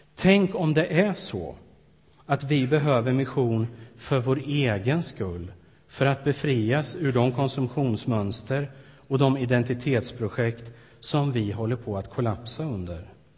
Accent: Sweden; moved away as an adult; ett antal år hemma i Sverige nu

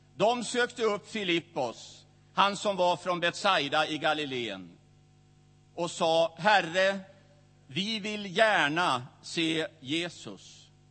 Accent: Västerås, Västmanland, Sweden; i Missionskyrkan i Västerås, där jag växte upp.

